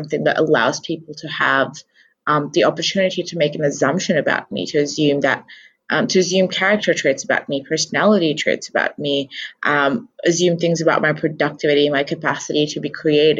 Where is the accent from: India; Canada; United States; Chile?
India; essentially I as an Indian woman have had to justify through 300 years of colonialism